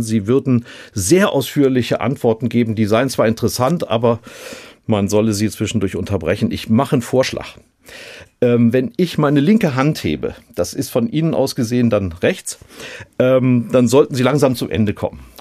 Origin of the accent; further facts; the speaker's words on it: North Rhine-Westphalia, Germany; Ich komme aus Nordrhein-Westfalen